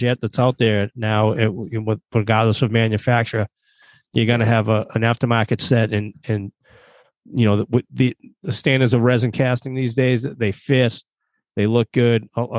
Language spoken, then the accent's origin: English; Boston, Massachusetts, United States; moved away; originally a Dorchester guy, just like me.